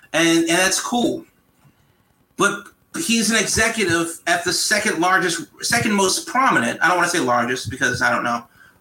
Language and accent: English; United States; as an American